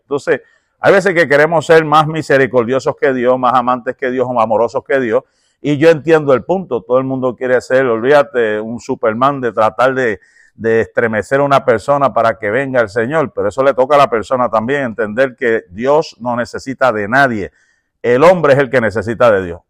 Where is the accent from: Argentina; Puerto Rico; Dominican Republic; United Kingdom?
Puerto Rico; yo soy puertorriqueño